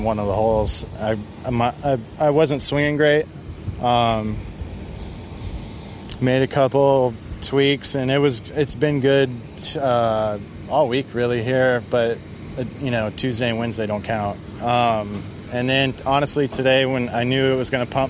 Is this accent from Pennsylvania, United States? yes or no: no; Daytona Beach, Florida, United States; growing up in Central Florida